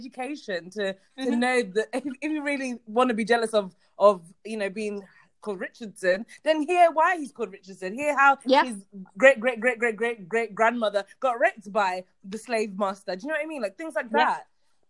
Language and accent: English; London, United Kingdom; especially growing up in South London.